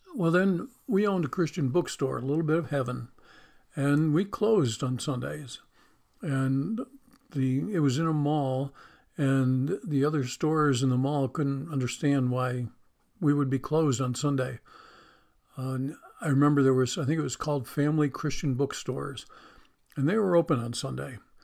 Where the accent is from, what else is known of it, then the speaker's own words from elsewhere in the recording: Western New York, United States; moved away; I grew up in Western New York, near the Pennsylvania border on Lake Erie.